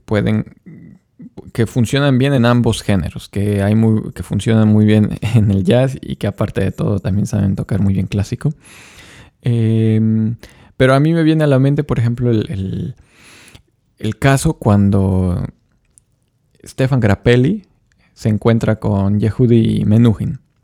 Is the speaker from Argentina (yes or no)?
no; Mexico; soy violinista mexicano